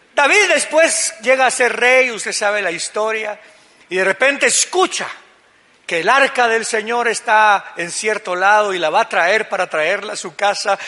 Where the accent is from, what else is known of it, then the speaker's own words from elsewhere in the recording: Guatemala; como buenos guatemaltecos que somos